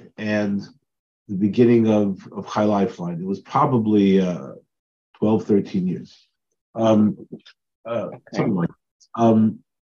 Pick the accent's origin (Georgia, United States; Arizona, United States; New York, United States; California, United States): New York, United States; Westbury; also born or lived in Queens, New York / Israel / Brooklyn, New York; I grew up in Westbury, Long Island